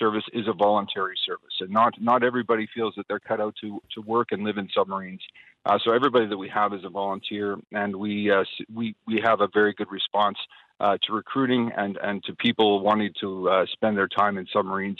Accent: Canada; moved away as an adult; now in Australia; My accent hasn't developed yet. I'm a very new Australian, a proud Australian. I served with the Canadian Armed Forces and was a submarine commander in Canada

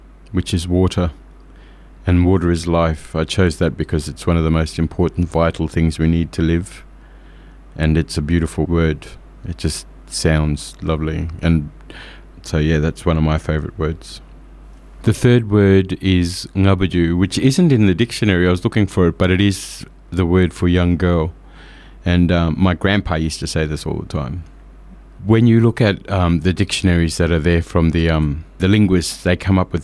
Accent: Katherine, Northern Territory, Australia; I come from Katherine. I'm a Gurindji man

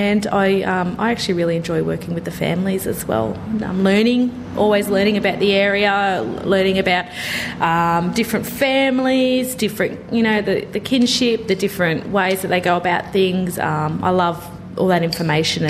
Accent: Cardiff, New South Wales, Australia; also born or lived in Narromine, New South Wales / Rockhampton, Queensland (ancestry); Cardiff, primarily, yeah. So I moved to Newcastle when I was 10 from Narromine.

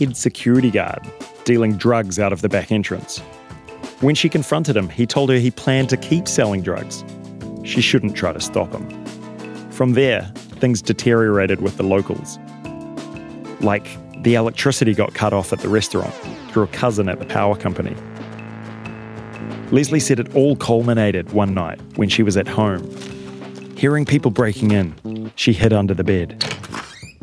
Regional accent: New Zealand; moved away; as a Kiwi

